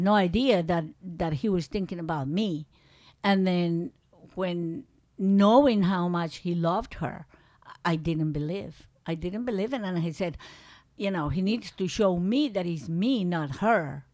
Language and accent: English; Medellín, Antioquia, Colombia; English is a second language; moved away as an adult; also born or lived in San Félix, Colombia / Manizales, Colombia / New York, United States / Alaska, United States; now in United States; from that little town that I was born, we went back to Manizales, and I was in Manizales until I was, um, like in fifth grade, fourth grade. Then we went to Medellin